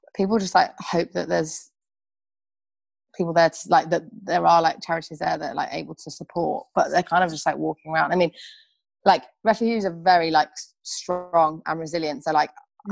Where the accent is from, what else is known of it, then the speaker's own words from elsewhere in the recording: Birmingham, West Midlands, United Kingdom; where are you from? And I'll be like Birmingham